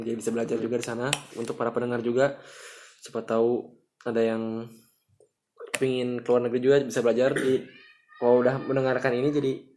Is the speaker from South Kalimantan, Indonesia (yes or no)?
no; Bandung, West Java, Indonesia; kita orang Bandung misalkan merantau ke Jakarta